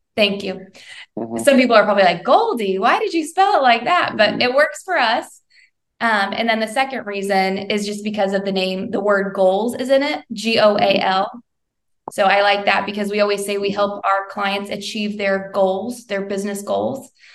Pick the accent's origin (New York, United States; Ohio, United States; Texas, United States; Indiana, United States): Indiana, United States; Bedford; now in Westfield, United States; I'm a Hoosier gal through and through. I grew up in Southern Indiana, in Bedford, Indiana